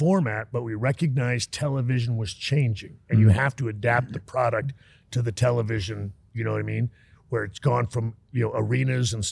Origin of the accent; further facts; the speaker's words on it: Texas, United States; I was raised in Texas